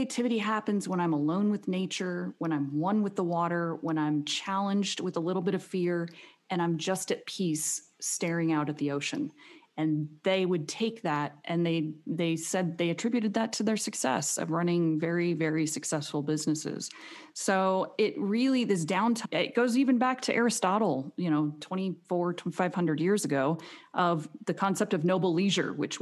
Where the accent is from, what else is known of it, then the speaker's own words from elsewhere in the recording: Arizona, United States; I grew up in Arizona